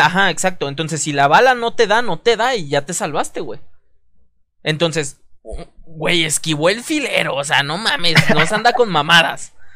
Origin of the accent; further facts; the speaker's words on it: Veracruz, Mexico; mi natal Veracruz, que mm, pues, no, nací en Veracruz, pero, pero es mi natal Veracruz